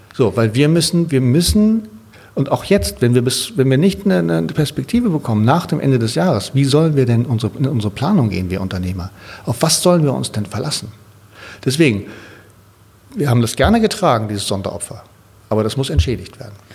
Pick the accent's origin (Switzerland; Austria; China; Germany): Germany; Sylt, Schleswig-Holstein; now in Berlin, Germany; an die Nordsee, da wo ich herkomme ich liebe das da oben, das ist mein Zuhause